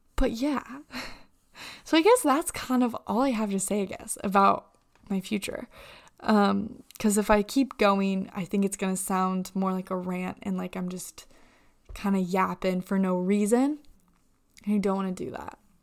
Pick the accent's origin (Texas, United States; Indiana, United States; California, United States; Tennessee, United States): Indiana, United States; I'm from Indiana